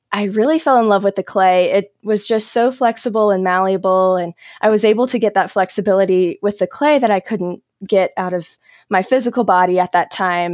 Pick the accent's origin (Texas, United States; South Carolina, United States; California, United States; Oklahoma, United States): South Carolina, United States; now in North Carolina, United States; I grew up in South Carolina and I live in North Carolina now